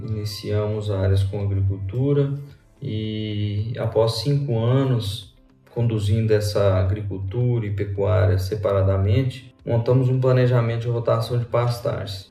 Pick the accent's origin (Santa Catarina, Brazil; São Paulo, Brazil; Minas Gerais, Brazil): Minas Gerais, Brazil; Lavras; moved away as an adult; also born or lived in southern Mato Grosso do Sul; now in Mato Grosso do Sul, Brazil; sou mineiro de Lavras, formado na UFLA